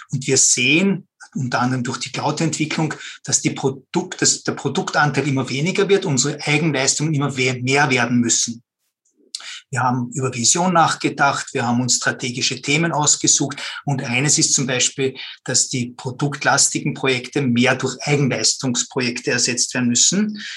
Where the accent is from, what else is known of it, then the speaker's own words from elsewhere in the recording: Vienna, Austria; Ja, hallo. Grüß euch, Servus. Äh, ich komme aus Wien.